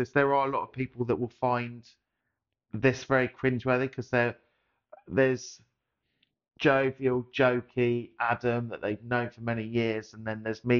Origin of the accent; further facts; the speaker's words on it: Surrey, South East England, United Kingdom; now in Essex, United Kingdom; being from Surrey, moving to Essex